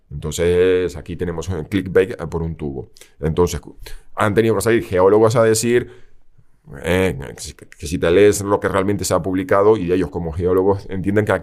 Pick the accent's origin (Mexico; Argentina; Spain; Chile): Spain; lo siento, vamos a seguir siendo españoles un tiempo